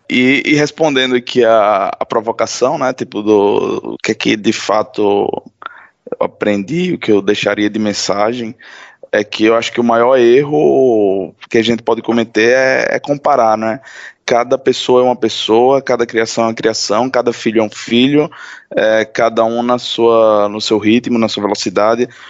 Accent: Natal, Rio Grande do Norte, Brazil; moved away as an adult; eu sou natural de Natal, no Rio Grande do Norte, e saí do, do meu estado já há quase 10 anos.

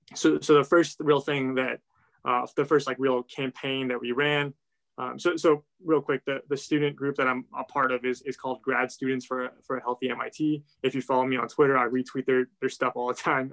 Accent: Ohio, United States; I grew up in Ohio

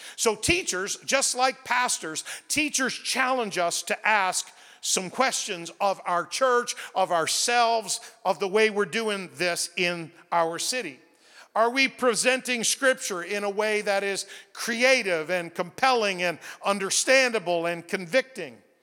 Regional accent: New Brunswick, Canada; I grew up in New Brunswick

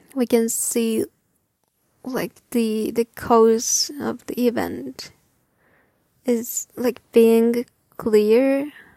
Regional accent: Japan; English is a second language; my hometown is far away from the epicenter

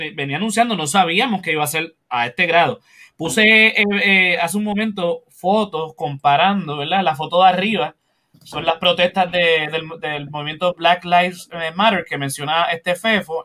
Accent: Puerto Rico

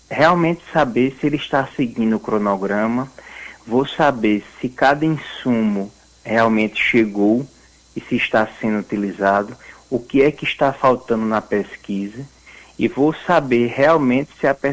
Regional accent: Northeast Region, Brazil; que a gente, como bom nordestino, diz que é um nome enfeitado, né?

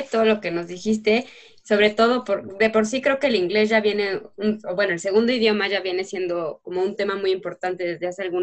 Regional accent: Mexico; accent: Mexican; yo sentía que cuando yo hablaba inglés, pues sí, se escuchaba muy mexicano, que se escuchaba mal, que se escuchaba feo

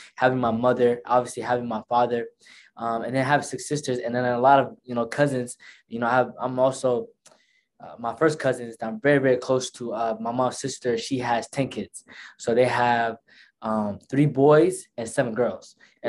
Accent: Tukwila, Washington, United States; first language Somali; English is a second language; also born or lived in Nairobi, Kenya; I was born in Kenya, Nairobi, December 16, as an infant, came here about four or 5 months. That's when I came here. And the first city I moved to was Tukwila, the city that I live in right now.

